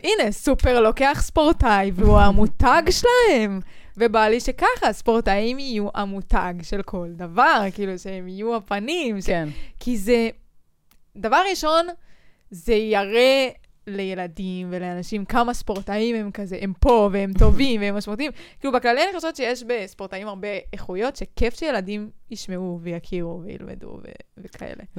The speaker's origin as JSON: {"language": "Hebrew", "country": "Israel"}